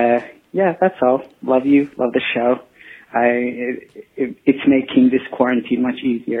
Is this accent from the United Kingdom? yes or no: no; Saudi Arabia; I'm from Saudi Arabia.